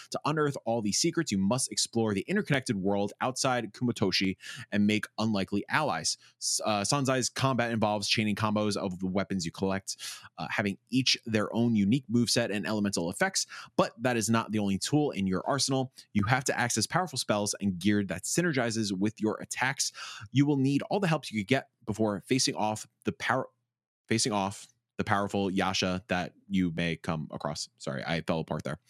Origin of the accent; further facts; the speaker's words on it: United States; I'm too American